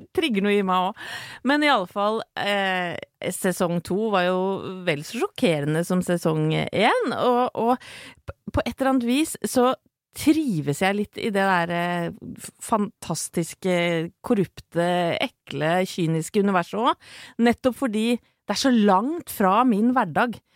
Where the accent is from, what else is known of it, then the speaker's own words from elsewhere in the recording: Horten, Vestfold, Norway; det er jo der jeg er fra